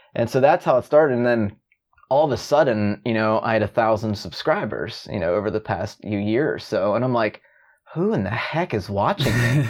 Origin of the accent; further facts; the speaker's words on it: Pittsburgh, Pennsylvania, United States; I'm from Pittsburgh, Pittsburgh, Pennsylvania